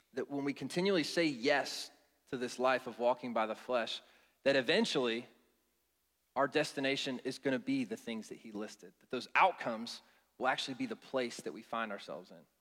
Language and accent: English; Cincinnati, Ohio, United States; now in Atlanta, United States; I'm originally from Cincinnati